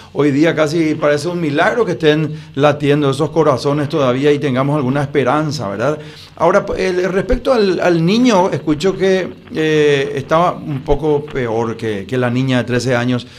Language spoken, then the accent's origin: Spanish; Paraguay; como paraguayo